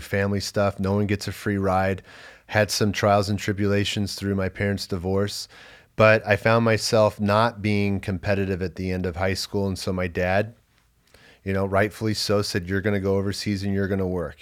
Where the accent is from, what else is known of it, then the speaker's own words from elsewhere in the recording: Los Angeles, California, United States; I grew up in Los Angeles, but moved in with my dad after my gap year.